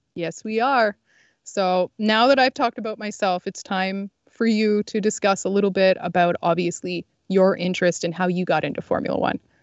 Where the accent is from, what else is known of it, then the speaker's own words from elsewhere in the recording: Canada; I grew up in Canada. I live in Canada.